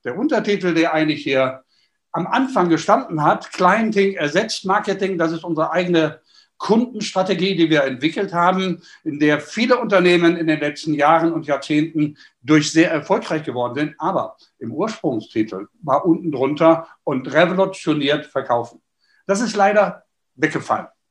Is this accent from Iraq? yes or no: no; Düsseldorf, North Rhine-Westphalia, Germany; als Düsseldorfer